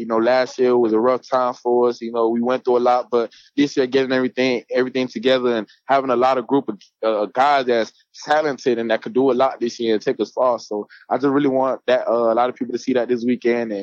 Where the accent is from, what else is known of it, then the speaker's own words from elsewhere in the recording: Miramar, Florida, United States; moved away as an adult; now in Gainesville, United States; I grew up in Miramar. I know it's in Hollywood, but I grew up in Miramar, Florida